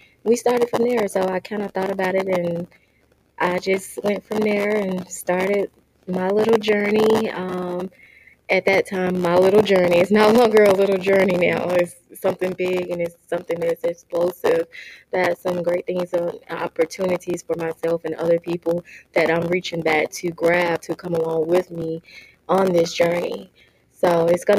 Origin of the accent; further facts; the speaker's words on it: Crystal Springs, Mississippi, United States; now in Phoenix, United States; I am from Crystal Springs, Mississippi, and I relocated to Phoenix, Arizona in 2017.